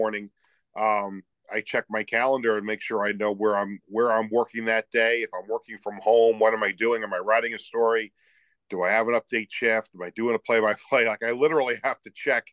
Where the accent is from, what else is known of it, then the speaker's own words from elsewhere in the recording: Long Island, New York, United States; also born or lived in Buffalo; growing up on Long Island